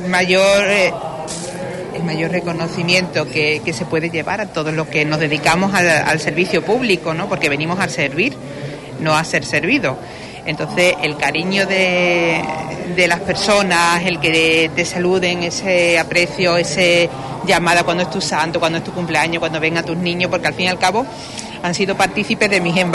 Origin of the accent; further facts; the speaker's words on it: Huelva, Andalusia, Spain; yo como una onubense que soy y una onubense más, pues quiero acercarme con mis hijos